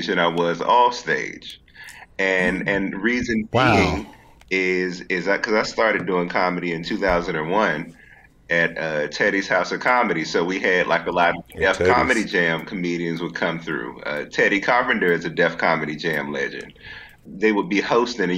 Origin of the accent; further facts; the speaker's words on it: Washington, District of Columbia, United States; I'm from D.C.